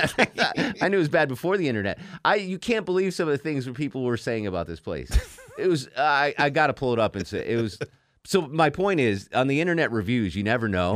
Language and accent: English; Torrington, Connecticut, United States; moved away; also born or lived in Atlanta; my hometown Torrington, Connecticut